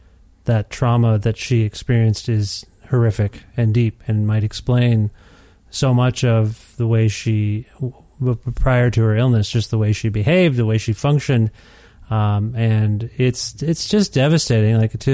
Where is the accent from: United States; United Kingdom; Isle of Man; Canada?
Canada; Ontario; I kind of know why we moved from Ontario to Alberta on some level, but I haven't really unpacked it totally.